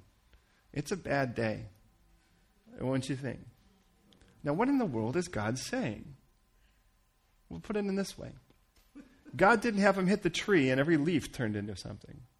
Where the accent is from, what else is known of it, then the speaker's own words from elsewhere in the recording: California, United States; I'm from California